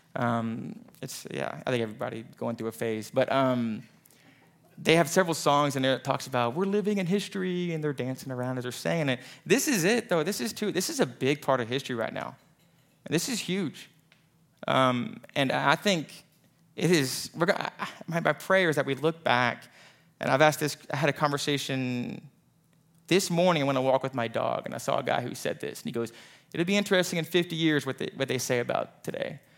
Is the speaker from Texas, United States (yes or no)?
yes; Katy, Texas, United States; also born or lived in Tyler, Texas; I grew up in the Katy area outside of Houston